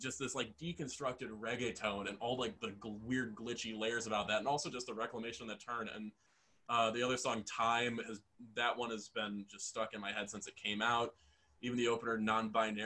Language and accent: English; Waukesha County, Wisconsin, United States; growing up in Waukesha County, Wisconsin